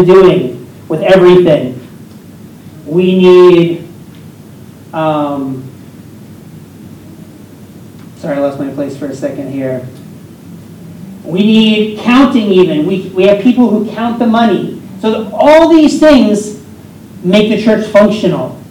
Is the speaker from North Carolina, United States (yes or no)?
no; Pennsylvania, United States; I am a part owner of a restaurant in my hometown in Pennsylvania